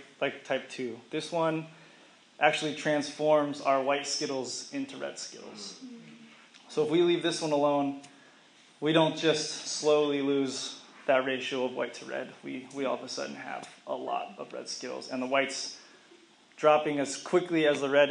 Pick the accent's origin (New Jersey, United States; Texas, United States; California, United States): Texas, United States; Dallas; moved away; also born or lived in Arkansas; my two best friends from growing up in Dallas, Texas